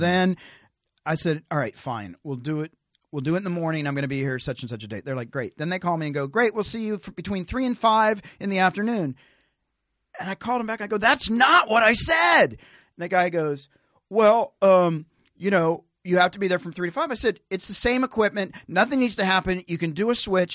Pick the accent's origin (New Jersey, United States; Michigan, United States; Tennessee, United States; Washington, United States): Tennessee, United States; moved away; I'm a hick from Tennessee